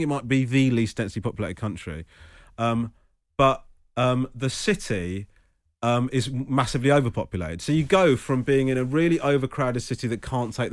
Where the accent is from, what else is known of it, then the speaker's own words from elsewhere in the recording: Crawley, South East England, United Kingdom; I was born in Crawley, but gone to Sri Lanka